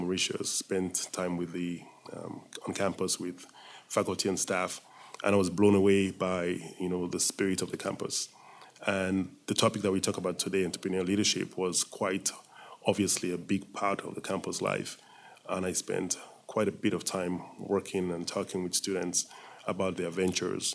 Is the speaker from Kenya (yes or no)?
no; Sierra Leone; moved away as an adult; also born or lived in Atlanta, Georgia, United States / United States; I was born in Sierra Leone and left Sierra Leone in the early 70s to go to school in the U.S.